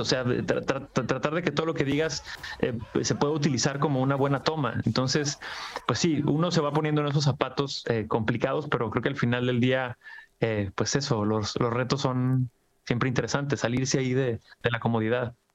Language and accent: Spanish; Mexico; con lo que pasa en mi país